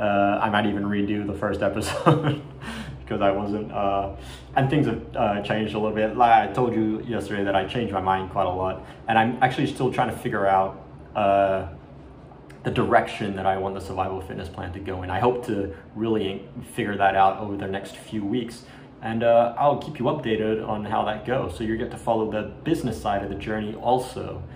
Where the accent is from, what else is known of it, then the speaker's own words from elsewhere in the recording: Australia; When I was a child growing up in Australia in the 80s, and Asian, not full Asian. I'm half Colombian, half Chinese Malay, right?